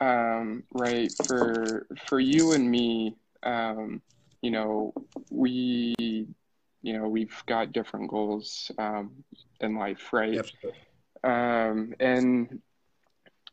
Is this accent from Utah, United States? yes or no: yes; Utah, United States; I'm from Utah